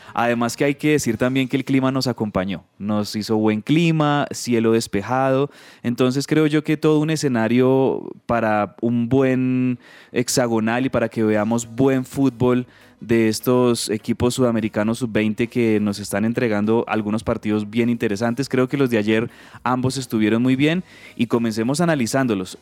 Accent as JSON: {"language": "Spanish", "country": "Colombia", "said": "somos colombianos"}